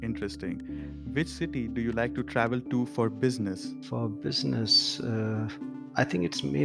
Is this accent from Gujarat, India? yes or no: no; Jaipur, Rajasthan, India; now in Gurgaon, India; I'm in my hometown, Jaipur.